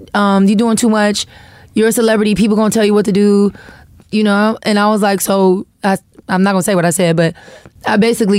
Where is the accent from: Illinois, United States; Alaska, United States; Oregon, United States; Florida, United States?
Florida, United States; because I'm from Florida. Like we can't nobody talk junk like somebody from Florida.